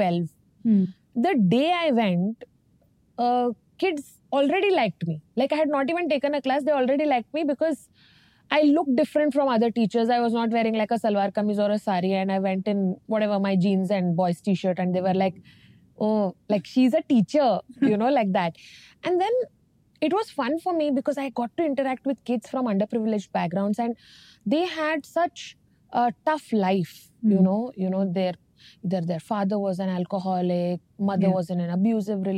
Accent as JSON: {"language": "English", "town": "Dharwad", "region": "Karnataka", "country": "India", "tie": "born or raised there", "also_born_or_lived": "Bangalore", "said": "I was born in Dharwad in North Karnataka. I grew up with my grandparents for first 5 years because my father had a transferable job"}